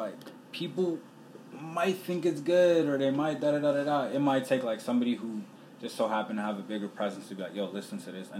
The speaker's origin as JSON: {"language": "English", "area": "Montgomery County", "region": "Maryland", "country": "United States", "tie": "born or raised there", "also_born_or_lived": "Sierra Leone", "said": "I'm from the Montgomery County area of Maryland, so, like, it's an extremely diverse area."}